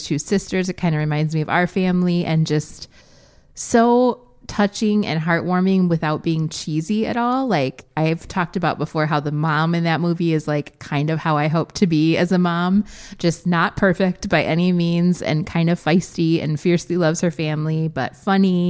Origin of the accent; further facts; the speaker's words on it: Midwest, United States; this Midwest childhood that looks so much like my own